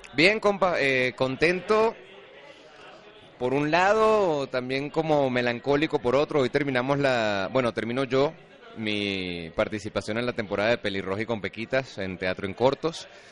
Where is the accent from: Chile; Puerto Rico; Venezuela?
Venezuela; moved away as an adult; now in Mexico City, Mexico; yo soy venezolano